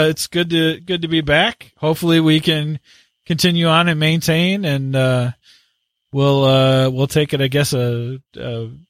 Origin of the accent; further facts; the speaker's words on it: Canada; So with that … And I'm the Canadian.